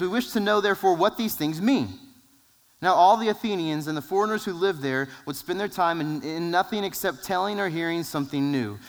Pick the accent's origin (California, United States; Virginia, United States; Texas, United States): Texas, United States; San Angelo; We're from San Angelo